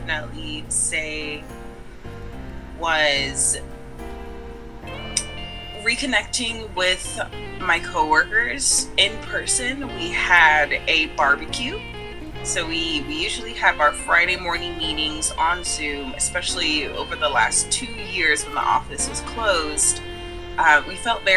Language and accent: English; Jamaica; moved away as an adult; now in United States; I am originally Jamaican, born and raised. I've been living in the States for the last 10 years.